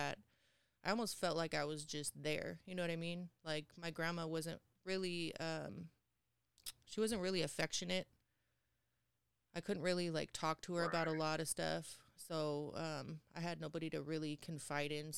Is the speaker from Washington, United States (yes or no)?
yes; Tukwila, Washington, United States; also born or lived in Seattle, Washington; Born and raised in Tukwila